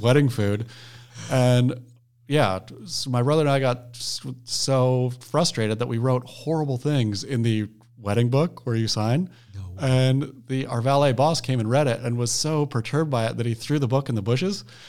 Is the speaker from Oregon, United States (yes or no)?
yes; Oregon, United States; growing up in Oregon